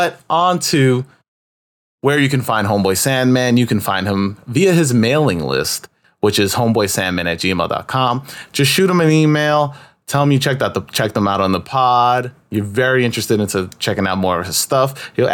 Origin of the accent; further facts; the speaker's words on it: New York City, New York, United States; also born or lived in Upper East Side, Manhattan / Elmhurst, Queens; I grew up in Corona